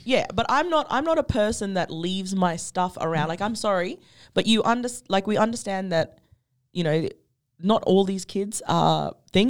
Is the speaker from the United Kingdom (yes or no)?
no; Derby, Western Australia, Australia; also born or lived in Perth; I grew up on Baard country. I grew up up the peninsula. Like, you know, I grew up between Derby, the peninsula, and then, like, in Perth when I had to go for schools